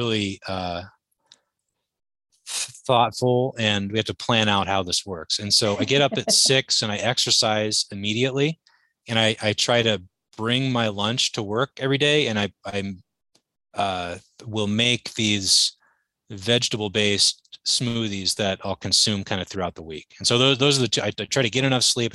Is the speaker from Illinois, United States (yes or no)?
no; Anchorage, Alaska, United States; I grew up in Anchorage, Alaska.